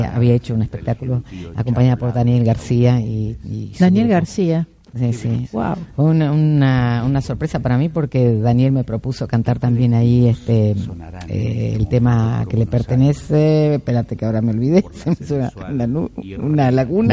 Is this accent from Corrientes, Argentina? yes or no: no; Buenos Aires, Argentina; moved away; also born or lived in Córdoba, Argentina; yo soy porteña de nacimiento, cordobesa por adopción y nacional por canto. Buenos Aires.